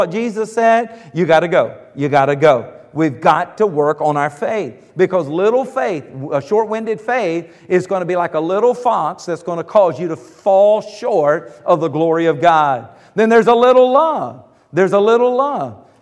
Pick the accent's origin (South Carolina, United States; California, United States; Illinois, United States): South Carolina, United States; the South; moved away; Now, I grew up in the South. I mean, the South of the South